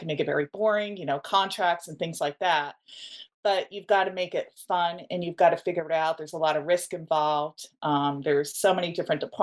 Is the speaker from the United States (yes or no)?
yes; New Jersey, United States; I am from New Jersey, very close to Manhattan